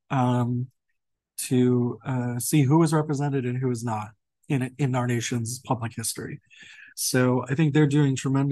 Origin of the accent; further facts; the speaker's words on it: New York, United States; moved away; being a New Yorker too, and my father actually passed, he was a sanitation worker for 21 years in New York